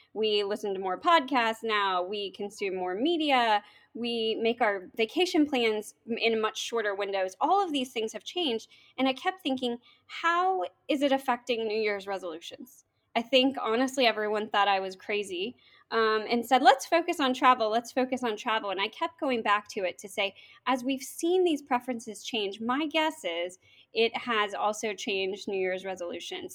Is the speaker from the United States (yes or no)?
yes; Norman, Oklahoma, United States; moved away as an adult; also born or lived in Washington, D.C.; now in West Virginia, United States; I was born and raised in Norman, Oklahoma, went to school at the University of Oklahoma, um, and then went to D C and moved here